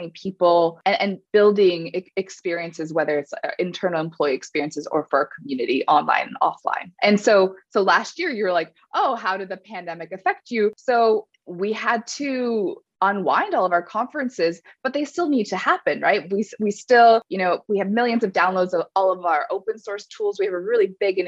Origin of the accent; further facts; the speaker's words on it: California, United States; I grew up in California